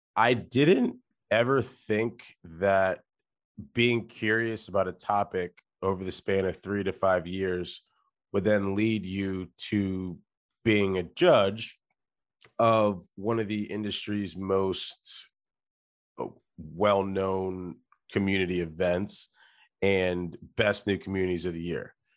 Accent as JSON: {"language": "English", "region": "Delaware", "country": "United States", "said": "I am from Delaware, which is a state that many people don't talk about"}